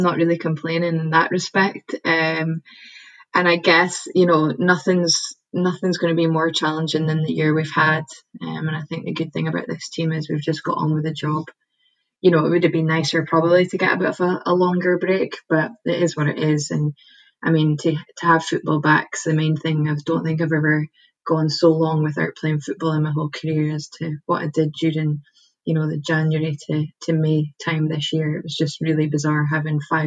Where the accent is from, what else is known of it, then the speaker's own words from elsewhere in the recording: Edinburgh, Scotland, United Kingdom; moved away as an adult; also born or lived in Aberdeen / Malaysia; I'm actually originally from Edinburgh